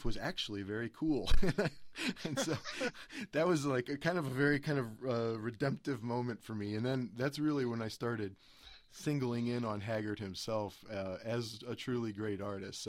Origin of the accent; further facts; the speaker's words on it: Cleveland, Ohio, United States; My family's all from West Virginia, and I was born in Cleveland, and so I grew up with country music in the household